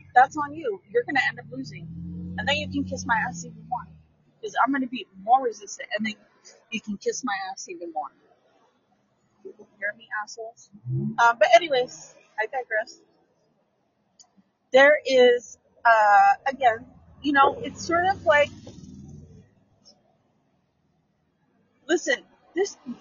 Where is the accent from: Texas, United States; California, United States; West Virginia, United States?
California, United States; San Francisco; I grew up in San Francisco